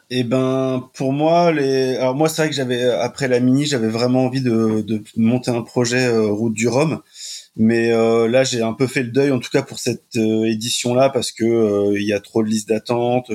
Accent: Brittany, France; je suis breton

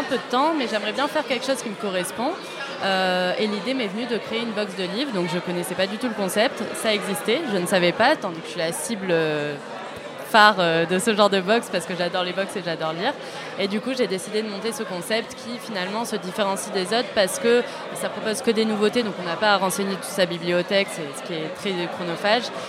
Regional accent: Toulouse, Occitania, France; also born or lived in Paris; je suis toulousaine à la base

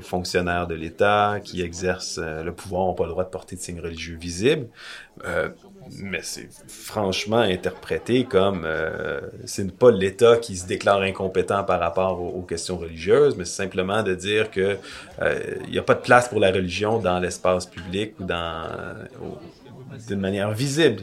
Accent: Quebec, Canada; au Québec où on n'a pas la même, euh, la même histoire

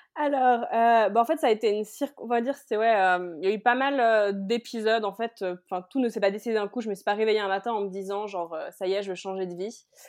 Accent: Geneva, Switzerland; moved away as an adult; now in Cali, Colombia; je viens de Genève en Suisse, j'ai 31 ans et je vis actuellement à Cali en Colombie.

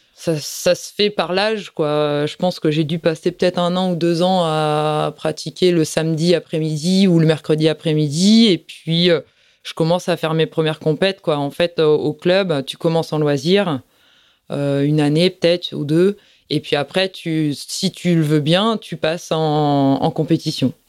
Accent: Plougastel-Daoulas, Brittany, France; je suis de Plougastel. J'ai passé toute ma vie à Plougastel.

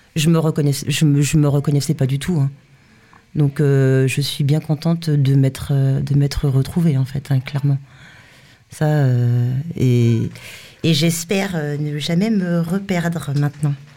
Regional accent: France; je suis française

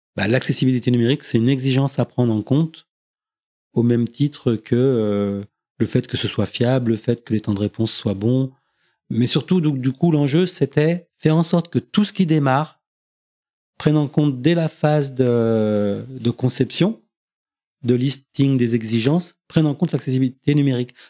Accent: Beaujeu, Auvergne-Rhône-Alpes, France; also born or lived in Villefranche-sur-Saône / Lyon; je suis originaire du Beaujolais, donc euh, j'habitais à la campagne

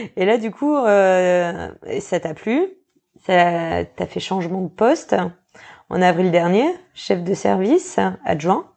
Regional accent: Normandy, France; now in New Caledonia; je suis même pas locale et je suis normande à la base.

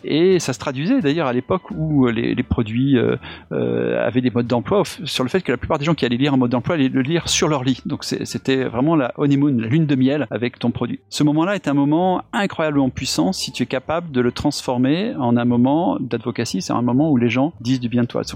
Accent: Auvergne-Rhône-Alpes, France; je suis auvergnat

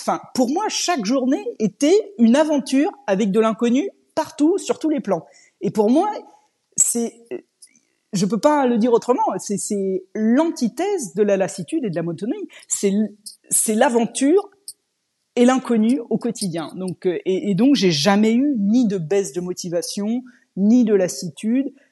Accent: Normandy, France; moved away as an adult; also born or lived in Scotland / England / Germany / Switzerland; je suis française et je suis normande d'origine

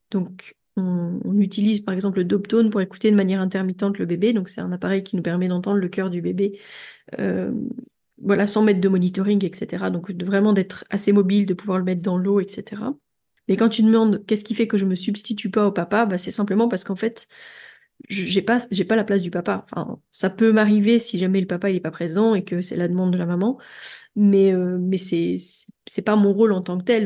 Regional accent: France; moved away as an adult; now in Belgium; je suis française

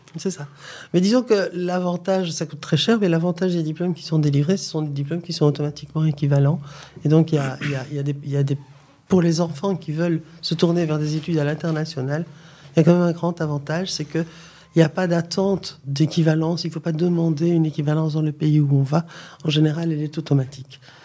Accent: Charleroi, Wallonia, Belgium; moved away as an adult; also born or lived in Mons, Belgium / Democratic Republic of the Congo; now in Morocco; en Belgique, je suis originaire de Charleroi et j'ai fait mes études à Mons

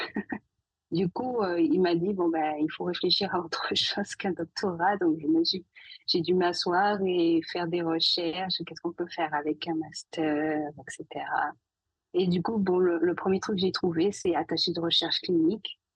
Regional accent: Saint-Claude, Guadeloupe; moved away; guadeloupéenne d'origine. Je suis née à Saint-Claude

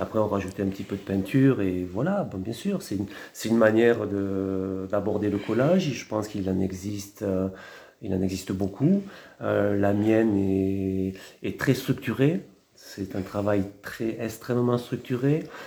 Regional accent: Montpellier, Occitania, France; moved away as an adult; also born or lived in Champagne-Ardenne / Marseille / Argelès-Gazost / Lourdes; now in Hautes-Pyrénées, France; je suis montpelliérain, mais je suis arrivé ici par amour

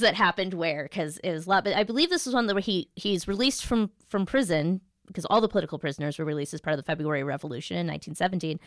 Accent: United States; as an American

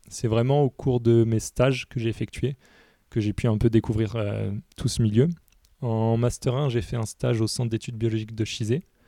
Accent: France; moved away as an adult; now in Réunion, France; je suis originaire de Métropole

